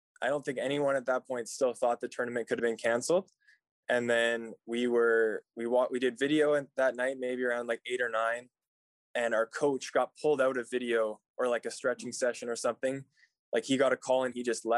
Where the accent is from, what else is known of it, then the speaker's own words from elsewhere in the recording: Abbotsford, British Columbia, Canada; I grew up in Abbotsford, so just came to university just down the road